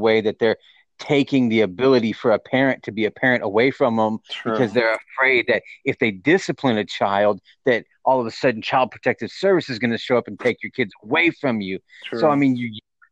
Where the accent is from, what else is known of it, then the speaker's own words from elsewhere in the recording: Texas, United States; I'm from Texas